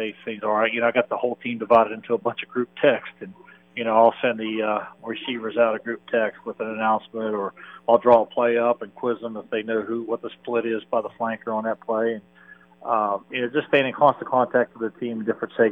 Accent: Shinnston, West Virginia, United States; moved away as an adult; also born or lived in Northern Michigan / California, Pennsylvania; I'm from Shenstone, West Virginia, the Clarksburg-Bridgeport area there. Born and raised there, played high school ball at Lincoln

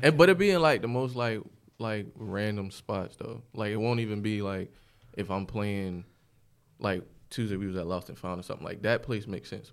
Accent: Pineville, South Carolina, United States; also born or lived in Bronx, New York; I was born in New York. We moved to South Carolina when I was in, like, middle school

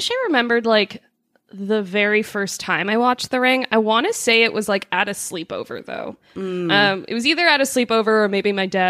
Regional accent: Greater Toronto Area suburbs, Ontario, Canada; now in Toronto, Canada; The suburbs of, in the greater Toronto area. I went to actually my hometown that I grew up in.

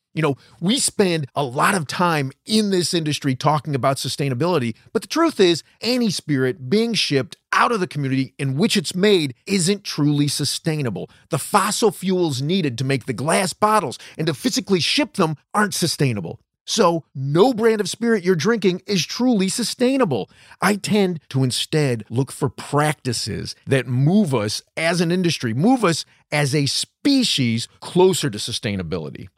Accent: West Virginia, United States; I'm from West Virginia

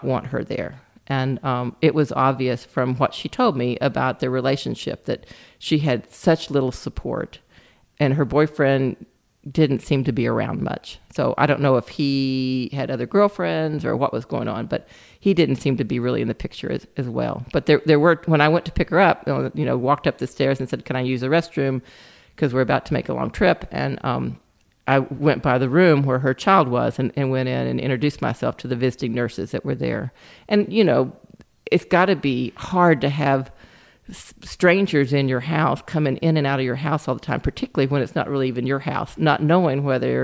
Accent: Lubbock, Texas, United States; now in Austin, United States; I'm originally from Lubbock, Texas, which is up in the Panhandle

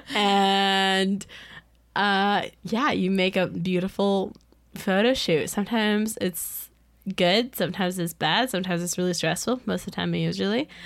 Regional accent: United States; I was from the United States

